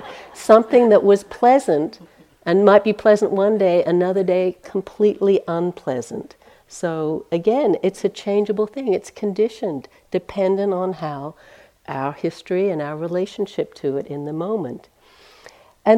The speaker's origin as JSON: {"language": "English", "country": "Australia", "moved": "yes", "lives_now": "United States", "said": "even as an Australian"}